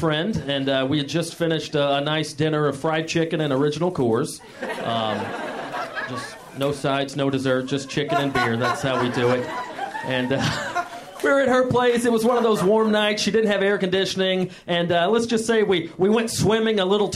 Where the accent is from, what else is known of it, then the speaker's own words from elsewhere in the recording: the South, United States; moved away; I'm from the South